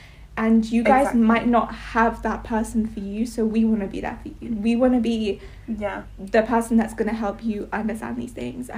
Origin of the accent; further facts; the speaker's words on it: India; now in United Kingdom; and I'm Indian. I'm about to turn 18, and I'm also in year 13.